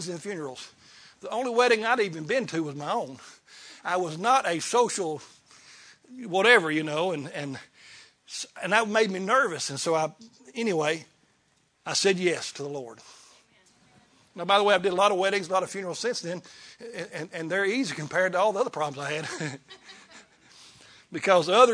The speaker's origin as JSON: {"language": "English", "region": "Kentucky", "country": "United States", "tie": "born or raised there", "said": "I was raised in Kentucky"}